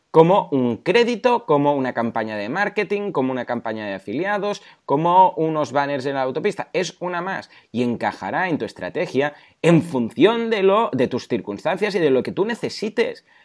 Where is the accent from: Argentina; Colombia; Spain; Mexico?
Spain; Mataró, Catalonia; Yo soy de Mataró y aquí eh, nos conocen porque somos muy tozudos